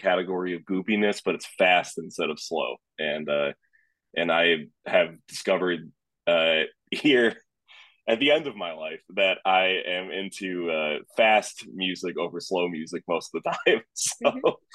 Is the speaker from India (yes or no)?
no; upstate New York, United States; I'm from upstate New York